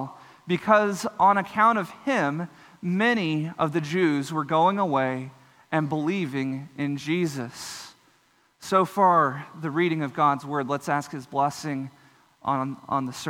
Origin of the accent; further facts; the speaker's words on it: Texas Panhandle, United States; I grew up in the Texas Panhandle.